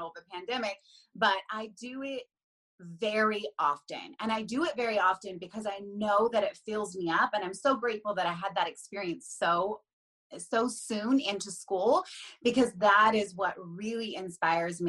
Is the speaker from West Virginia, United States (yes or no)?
yes; Huntington, West Virginia, United States; moved away as an adult; also born or lived in North Carolina; now in Philadelphia area, United States; I'm originally from Huntington, which is kind of like on the border of Kentucky and Ohio